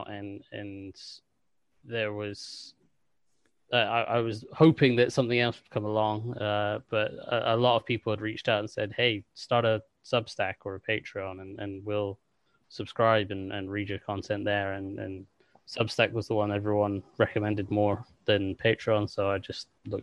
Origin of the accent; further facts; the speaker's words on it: England, United Kingdom; also born or lived in Washington, D.C. area, United States; I am English, but when I was younger, my dad's job took us out to the States, and we lived near DC, and so I spent sort of 5 years as a kid growing up in the kind of DC area